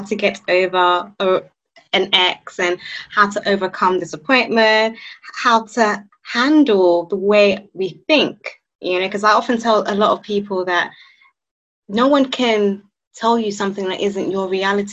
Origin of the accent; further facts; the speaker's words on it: Nigeria; I'm Nigerian